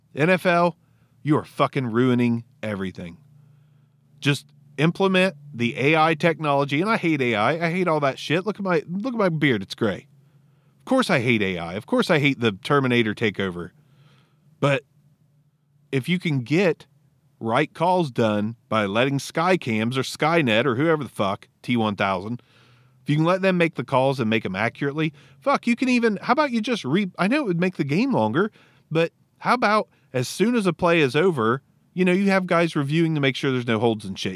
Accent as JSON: {"language": "English", "region": "Ohio", "country": "United States", "said": "I'm from Ohio. I'm two hours from Cincinnati."}